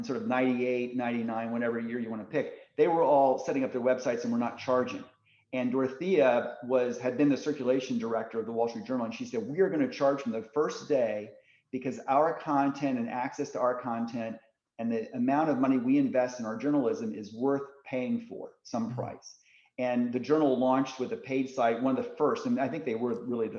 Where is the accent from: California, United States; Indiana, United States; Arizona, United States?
Indiana, United States; I grew up in Indiana